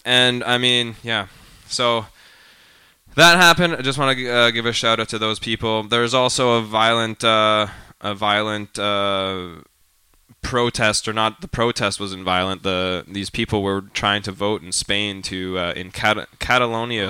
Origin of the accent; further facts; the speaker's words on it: Calgary, Alberta, Canada; I'm from Calgary